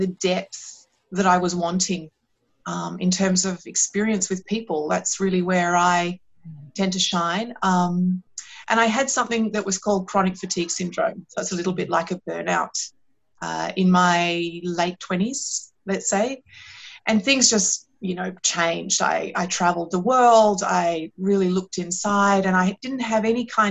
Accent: Australia; accent: Australian; moved away; also born or lived in London, United Kingdom; my accent is Australian

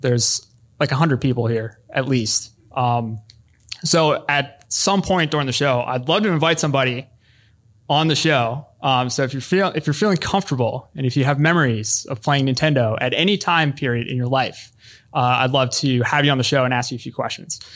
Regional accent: Philadelphia, Pennsylvania, United States; my hometown of Philadelphia

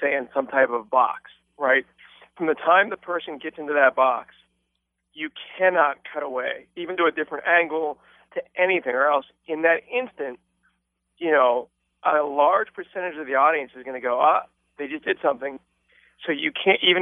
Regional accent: Pittsburgh, Pennsylvania, United States; I started to do shows around my hometown from Pittsburgh

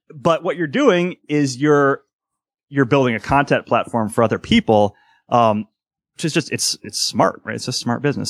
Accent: Cleveland, Ohio, United States; I'm from Ohio, right? So I'm from Cleveland

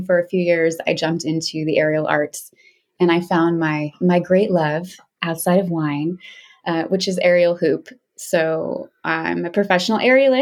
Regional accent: Seattle, Washington, United States; also born or lived in Alaska; I'm originally from Seattle. I grew up in the city of Seattle

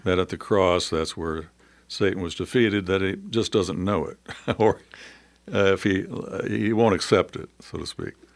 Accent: United States; being an American

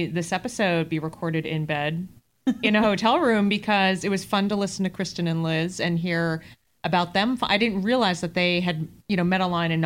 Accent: Boston, Massachusetts, United States; I'm from Boston

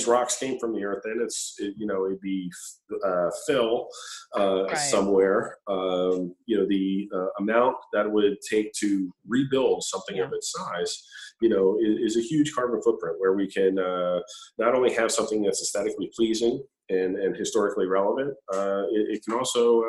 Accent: Delaware County, Pennsylvania, United States; I grew up in Delaware County and work in Chester County

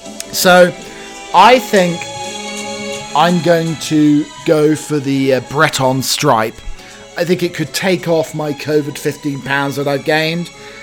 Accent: United Kingdom; We delve into some of the eccentricities of being British, being a butler.

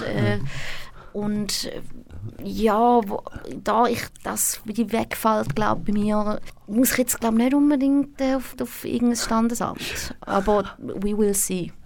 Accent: Thurgau, Switzerland; moved away as an adult; now in Zurich, Switzerland; Ich bin in Reichlingen aufgewachsen, im Thurgau.

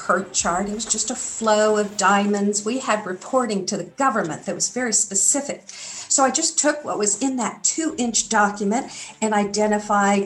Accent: Santa Barbara, California, United States; moved away; also born or lived in Hawaii / Arkansas; I grew up on the West Coast, specifically Santa Barbara, California of the USA

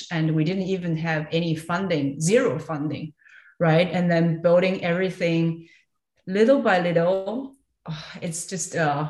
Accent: Nanjing, Jiangsu, China; moved away as an adult; also born or lived in Shanghai; now in Germany; I was born actually in Nanjing, which is a city also massively big next to Shanghai. But I spent my university time, lived in Shanghai for quite some time.

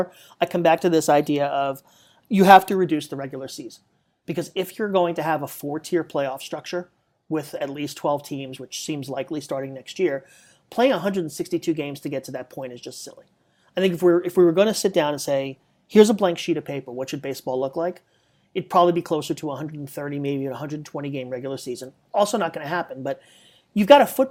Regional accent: Northeast, United States; I grew up in the Northeast

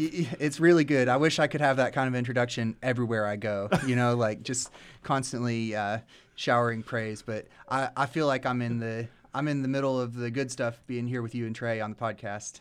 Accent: Lexington, Kentucky, United States; moved away as an adult; now in Nashville, United States; Born and raised in Lexington

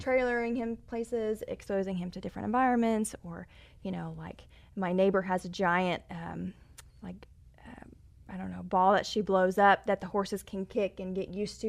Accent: Texas, United States; I'm from Texas. My grandfather bought a ranch, oh, back after the war, and so I grew up taking my horse out there riding.

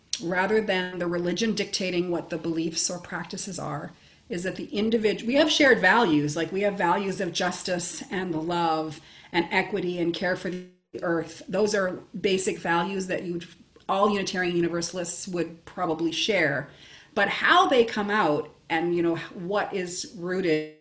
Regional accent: Nova Scotia, Canada; moved away as an adult; also born or lived in Ontario; I'm originally from Nova Scotia

